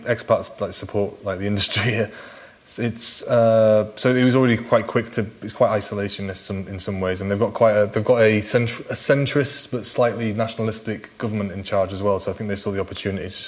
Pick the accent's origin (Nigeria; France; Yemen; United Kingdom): United Kingdom; England; moved away as an adult; now in Czech Republic; we're English people, and even though we've lived here like 6 years